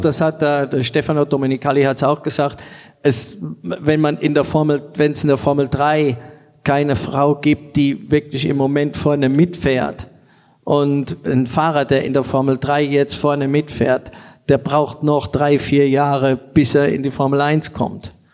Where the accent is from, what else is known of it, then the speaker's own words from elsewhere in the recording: Germany; als Deutscher